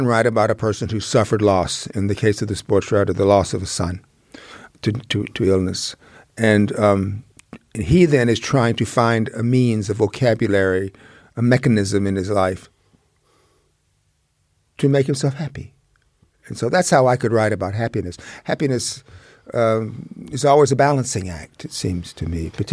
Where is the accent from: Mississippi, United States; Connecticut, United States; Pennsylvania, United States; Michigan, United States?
Mississippi, United States; Jackson; moved away; I grew up in Mississippi.